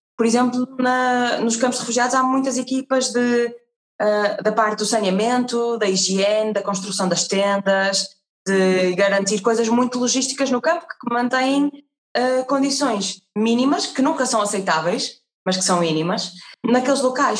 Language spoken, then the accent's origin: Portuguese; Portugal; herdamos muito da nossa, do nosso passado enquanto portugueses